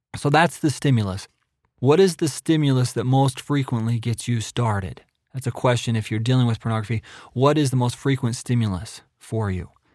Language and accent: English; Idaho, United States; moved away as an adult; also born or lived in Nebraska; now in Provo, Utah, United States; I'm originally from Idaho